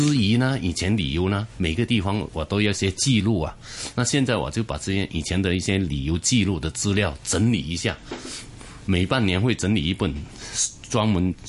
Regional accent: Hong Kong; 那主要是新加坡人对跟我们很难分出，我们香港人跟新加坡人有什么差别？

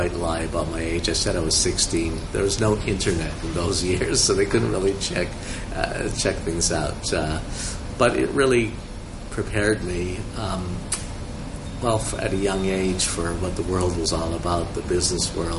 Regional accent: Montreal, Quebec, Canada; moved away as an adult; also born or lived in Germany; now in Hong Kong; I actually grew up as a child in Montreal in Canada. I was born in Germany, but I'm not German

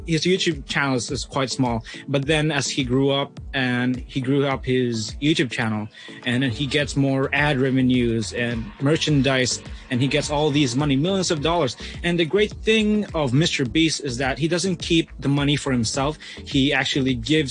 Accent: Philippines; now in Hong Kong; I'm from the Philippines

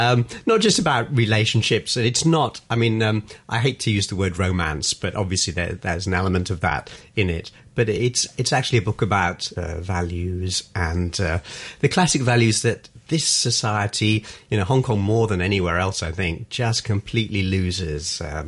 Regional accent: London, United Kingdom; You know, I'm from North London. Yeah.

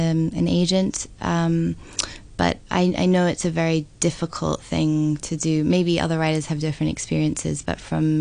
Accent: Hong Kong; moved away as an adult; also born or lived in London / Sydney; I actually was born and raised in Hong Kong, but I've spent 15 years abroad in both London and Sydney

